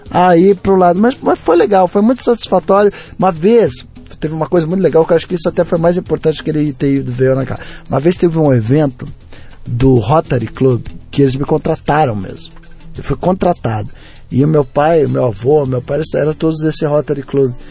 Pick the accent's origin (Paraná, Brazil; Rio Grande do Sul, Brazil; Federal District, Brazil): Paraná, Brazil; Curitiba; pô, Rafinha, mas eu vim de Curitiba